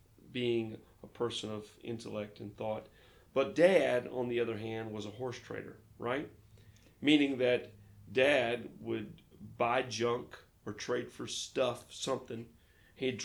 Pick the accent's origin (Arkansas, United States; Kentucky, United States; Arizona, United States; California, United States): Arkansas, United States; Fayetteville; moved away as an adult; now in Lake Charles, United States; I was born in the Ozark Mountains, just outside of Fayetteville, Arkansas